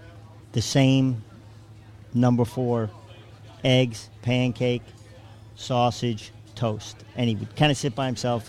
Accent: Long Island, New York, United States; moved away as an adult; also born or lived in Queens / Manhattan; now in Tuscaloosa, United States; Born in Queens, raised on Long Island, and moved here from Manhattan.

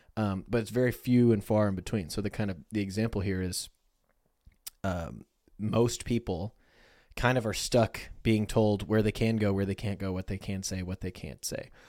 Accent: United States; we're American

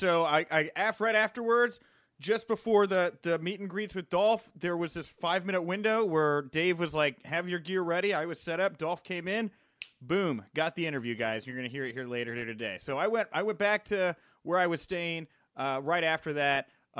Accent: Houston, Texas, United States; now in Chicago, United States; I grew up in the Houston area.

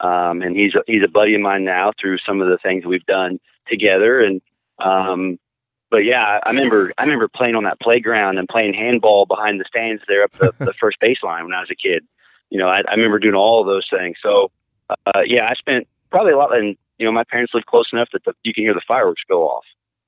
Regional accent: Kingston, Ohio, United States; also born or lived in Edina / Chillicothe, Ohio; So I was born in Edina. I grew up in Kingston until 2000 and I moved out to, Metzger Village there, right close to Great Seal State Park. And my parents still live there.

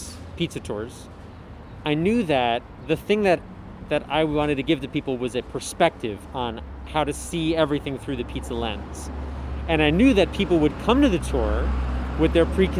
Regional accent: United States; I'm American

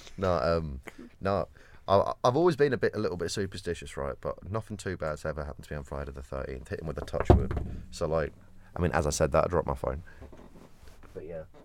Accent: Kent, South East England, United Kingdom; I'm not quite Cockney though, I'm, I'm from Kent

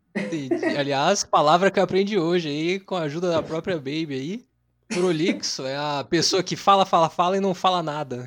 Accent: São José dos Campos, São Paulo, Brazil; eu sou de São José dos Campos aí, igual o Biruel

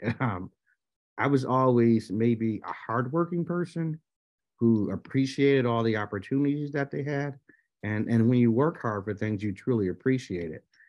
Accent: Buffalo, New York, United States; born and raised in Buffalo, New York

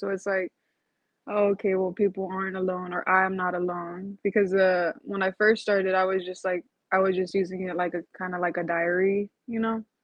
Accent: Uvalde, Texas, United States; I was born and raised in Uvalde

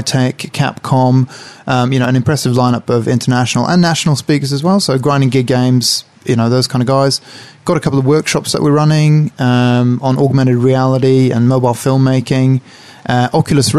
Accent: Sweden; now in New Zealand; I'm from Sweden

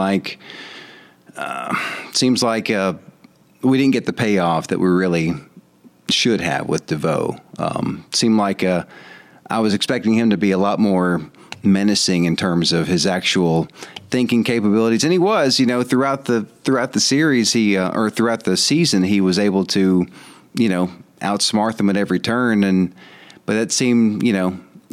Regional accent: Mississippi, United States; I said y'all because I'm from Mississippi here, too

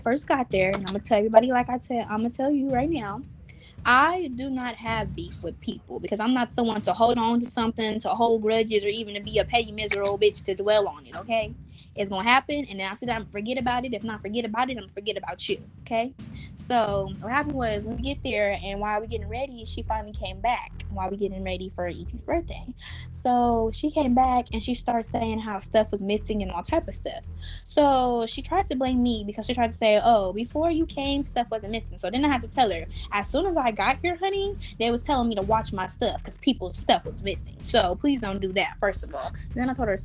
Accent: Los Angeles, California, United States; I'm young, but I'm from South Central.

